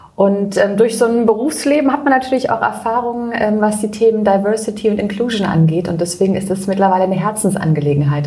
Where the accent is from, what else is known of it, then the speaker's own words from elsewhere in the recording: near Freiburg, Baden-Württemberg, Germany; in Freiburg, das ist bei mir in der Nähe, mhm. äh, wo ich herkomme